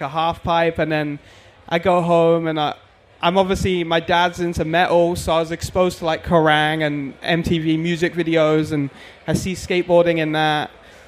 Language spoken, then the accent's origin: English; South East England, United Kingdom; No, just outside. I grew up in like about an hour from London.